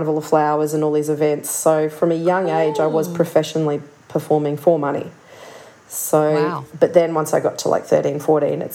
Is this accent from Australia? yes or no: yes; Toowoomba, Queensland, Australia; I was born in Toowoomba up in Jaibal, Jarawa country